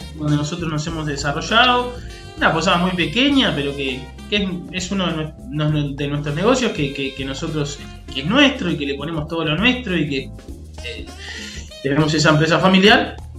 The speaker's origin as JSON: {"language": "Spanish", "region": "Montevideo", "country": "Uruguay", "also_born_or_lived": "New Zealand / Colonia, Uruguay", "said": "yo soy de Montevideo, me fui a vivir a Nueva Zelanda"}